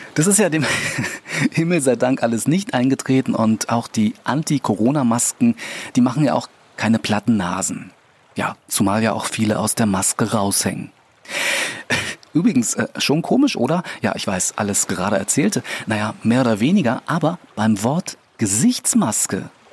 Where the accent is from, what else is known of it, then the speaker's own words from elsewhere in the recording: Berlin, Germany; moved away as an adult; now in Brandenburg, Germany; in meinem Geburtsbezirk, Wilmersdorf